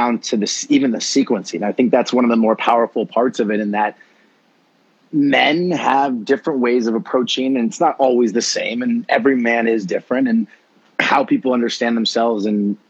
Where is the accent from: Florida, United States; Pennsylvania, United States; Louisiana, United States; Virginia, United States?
Florida, United States; growing up in Florida, my, you know, background being Cuban American